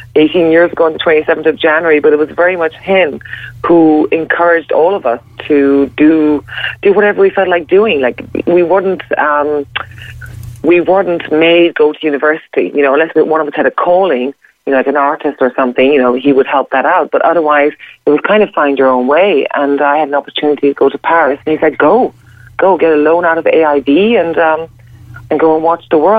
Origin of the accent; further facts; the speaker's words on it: Ireland; I'm Irish